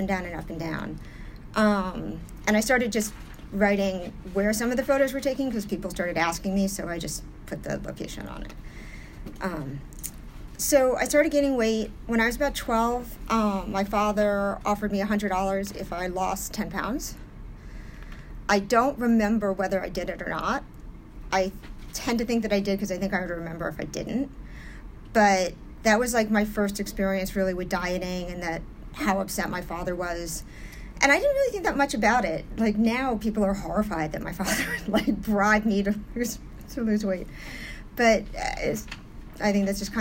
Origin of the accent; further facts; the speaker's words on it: New York City, New York, United States; I'm from New York originally. I was born and raised in New York, primarily in the 80s on the Upper East Side